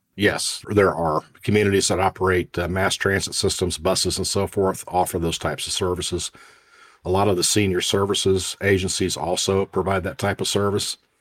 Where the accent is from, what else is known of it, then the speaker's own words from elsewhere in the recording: Indiana, United States; I grew up in the Midwest and remember tornadoes quite well and, and the annual tornadic activity we would have in Indiana